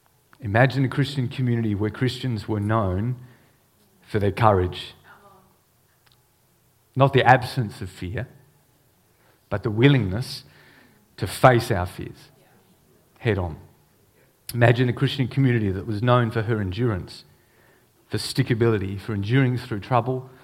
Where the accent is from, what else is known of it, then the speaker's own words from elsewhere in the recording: Australia; also born or lived in Hong Kong; As an Australian